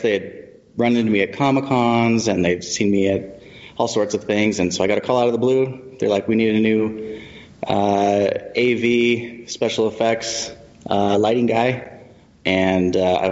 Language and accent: English; Kearns, Utah, United States; also born or lived in Colton, Oregon; I did all my growing up here. I mean, I went to Kearns